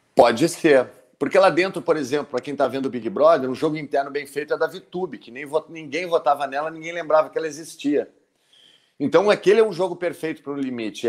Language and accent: Portuguese; Brazil; eu sou brasileiro